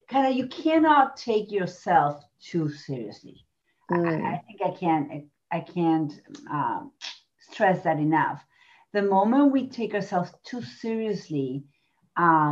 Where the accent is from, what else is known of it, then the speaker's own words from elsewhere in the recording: Argentina; moved away; I come from Argentina. I was raised there.